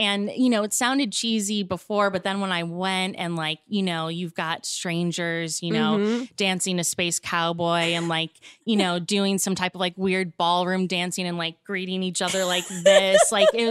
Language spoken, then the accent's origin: English; Chicago, Illinois, United States; now in Los Angeles, United States; my hometown of Chicago.